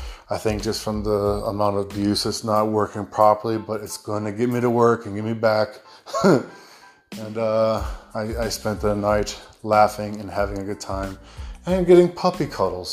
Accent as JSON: {"language": "English", "country": "United States", "accent": "American", "moved": "yes", "lives_now": "Australia", "said": "my American accent"}